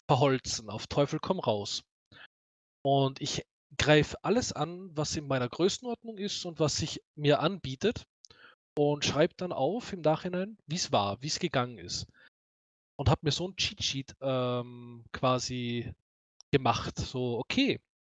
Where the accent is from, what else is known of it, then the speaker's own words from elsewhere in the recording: Austria; accent: Austrian dialect; mein österreichischer Dialekt ist nicht so herb